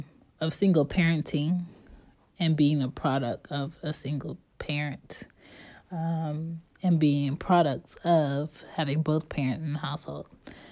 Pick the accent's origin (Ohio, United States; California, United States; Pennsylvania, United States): Pennsylvania, United States; Philadelphia; born there; So I was born in 87, and I was born in West Philadelphia.